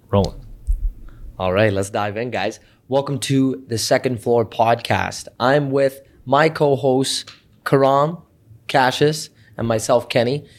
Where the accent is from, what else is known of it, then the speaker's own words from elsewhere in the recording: Canada; we're Canadian